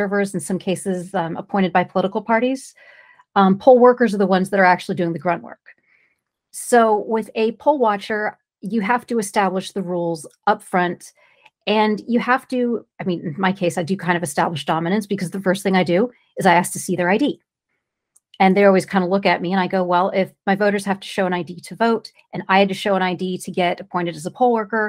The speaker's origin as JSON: {"language": "English", "region": "California", "country": "United States", "said": "I'm from California"}